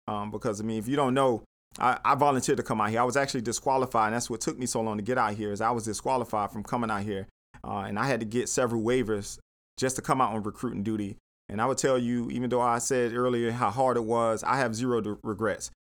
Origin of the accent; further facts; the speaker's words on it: Miami, Florida, United States; moved away as an adult; now in Atlanta, United States; I'm from Miami. I'm from, like, you know, inner city Miami